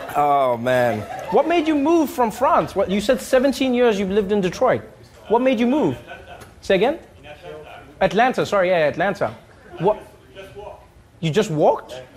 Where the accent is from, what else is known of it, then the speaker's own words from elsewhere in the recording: South Africa; moved away; growing up in South Africa